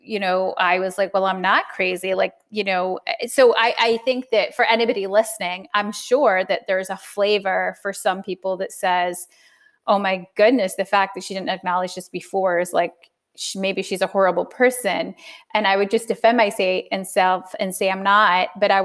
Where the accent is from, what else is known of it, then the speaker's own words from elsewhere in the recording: United Kingdom; now in United States; I'm British